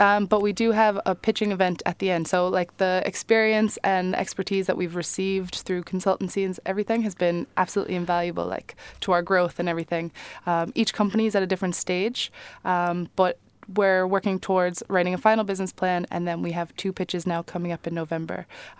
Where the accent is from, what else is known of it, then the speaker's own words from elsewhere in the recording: New York, United States; now in Ireland; New York.